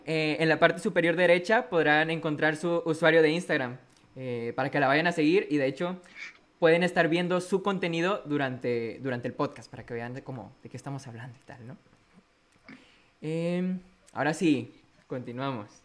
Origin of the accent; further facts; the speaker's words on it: Monterrey, Nuevo León, Mexico; soy de Monterrey, Nuevo León